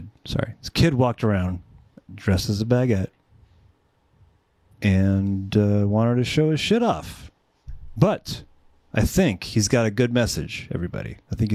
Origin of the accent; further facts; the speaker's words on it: California, United States; San Fernando Valley.